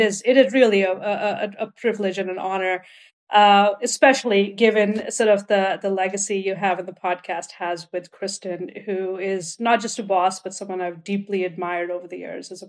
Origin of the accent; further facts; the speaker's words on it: India; And even in India, I grew up in India.